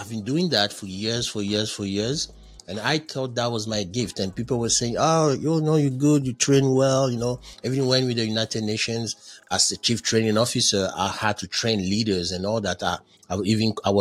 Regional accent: Côte d’Ivoire; accent: Frenchy; English is a second language; moved away as an adult; also born or lived in Ghana; I'm originally from Ivory Coast where we speak French. So you understand why my English is so Frenchy.

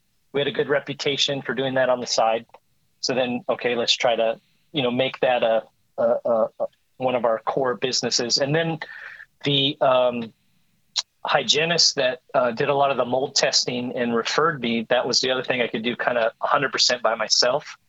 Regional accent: Seattle, Washington, United States; moved away; also born or lived in Oregon; I'm originally from Seattle, so that's what got me back to Seattle

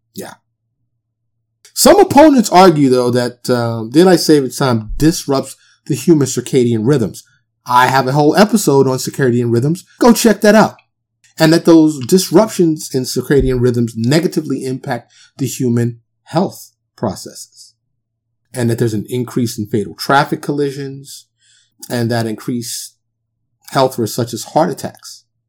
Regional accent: New York City, New York, United States; moved away as an adult; also born or lived in Dallas area, Texas; now in Dallas, United States; I'm born and raised in New York City

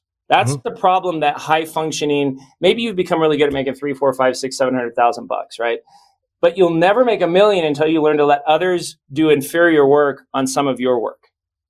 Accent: Las Vegas, Nevada, United States; also born or lived in New Jersey; I grew up in Las Vegas. I grew up in New Jersey while he made a really nice mid six-figure income

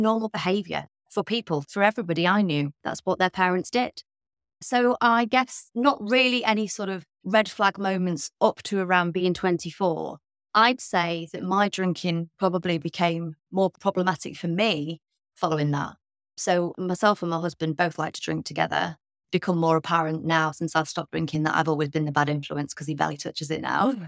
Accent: Midlands, United Kingdom; I was brought up in the Midlands in the U K.

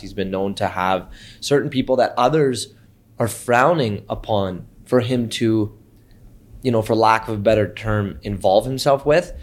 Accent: Canada; we're Canadian

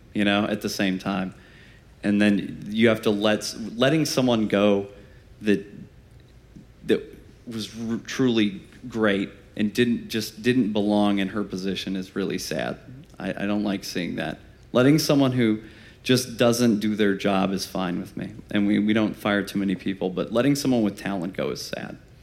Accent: Fort Wayne, Indiana, United States; we're from Fort Wayne, Indiana

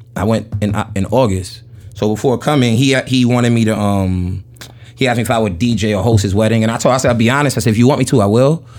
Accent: New York City, New York, United States; I grew up in Jamaica, Queens

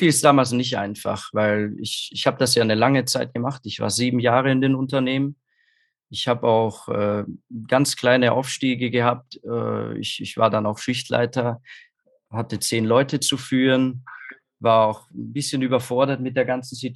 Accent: Austria; Also ich komme aus Österreich, was man wahrscheinlich vielleicht hören kann.

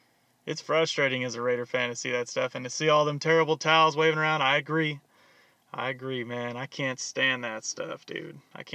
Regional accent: Tulare, California, United States; Doing it in my hometown, Tulare, California.

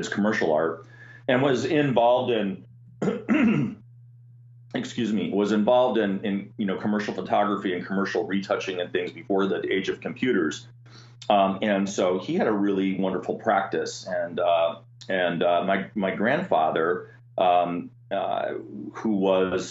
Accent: Milwaukee, Wisconsin, United States; I'm a Midwest kid, so I grew up in Wisconsin, and my hometown is Milwaukee

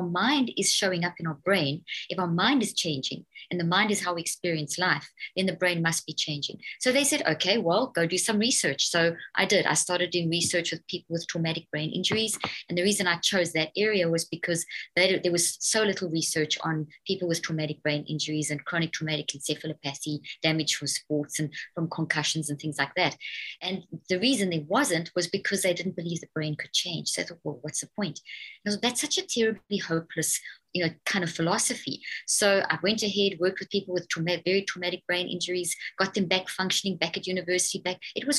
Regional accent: South Africa; also born or lived in Zimbabwe; now in United States; I was born in Zimbabwe in Africa and then grew up in South Africa. And then I have British parents, and I've been in the States for 13 years, actually.

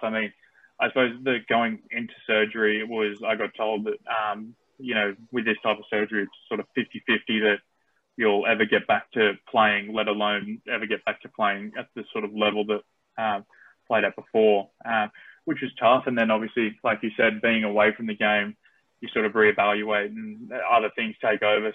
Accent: Australia; accent: Australian; also born or lived in United States; myself being born in America, so I'm naturalized Aussie, but I speak with the accent

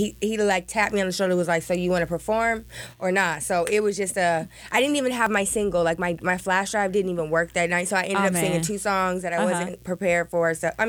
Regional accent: New Jersey, United States

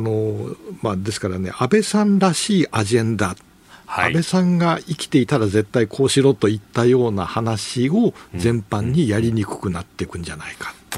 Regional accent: Toyama, Japan; 出身富山

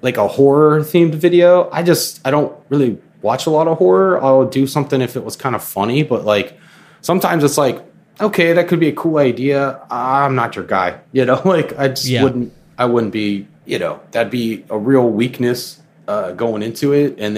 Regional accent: Florida, United States; me growing up in Florida

